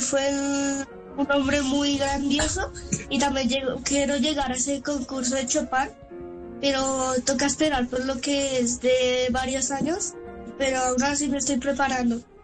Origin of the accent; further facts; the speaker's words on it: Colombia; soy colombiano